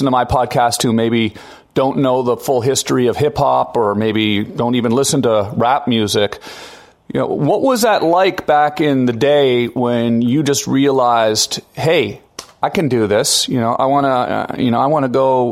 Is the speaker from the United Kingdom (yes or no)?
no; Canada; I'm Canadian